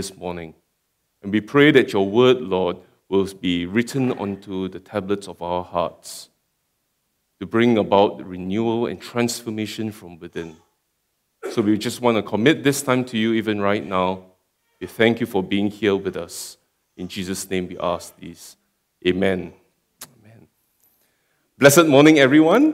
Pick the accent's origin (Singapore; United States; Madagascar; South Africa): Singapore; moved away as an adult; now in Perth, Australia; I come from Singapore, and I've been just in Perth for about 1.5 years